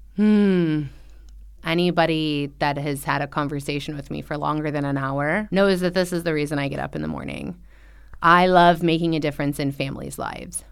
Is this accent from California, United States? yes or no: yes; Orange County, Southern California, United States; now in Xiamen, China; I'm from Orange County